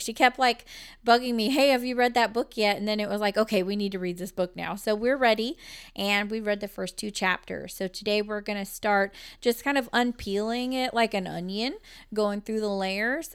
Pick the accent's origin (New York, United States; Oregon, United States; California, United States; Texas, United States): Texas, United States; We are from Texas, and we do pronounce things our own little way.